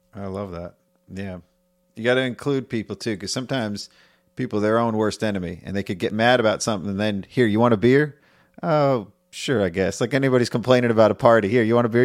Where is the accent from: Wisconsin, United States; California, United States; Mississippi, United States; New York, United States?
New York, United States; moved away; I'm from New York